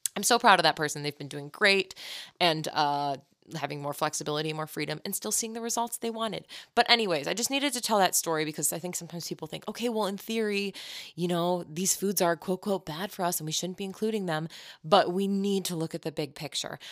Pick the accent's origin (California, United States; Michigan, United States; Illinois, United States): Illinois, United States; Chicago; I'm from Chicago, so that's my culture